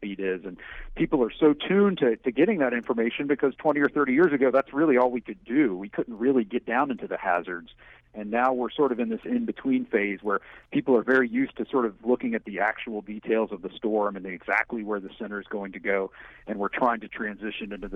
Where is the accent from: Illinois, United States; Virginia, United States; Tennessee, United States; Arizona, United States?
Virginia, United States; Roanoke; I grew up in Southwest Virginia in Roanoke near the Blue Ridge Mountains